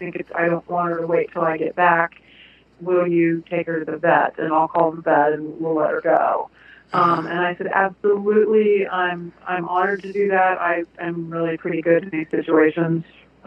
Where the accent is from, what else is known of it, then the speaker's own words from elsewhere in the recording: Lancaster, Ohio, United States; also born or lived in Dayton, Ohio / Cincinnati, Ohio; I grew up down the road, though. I grew up in Lancaster, which is very near Columbus.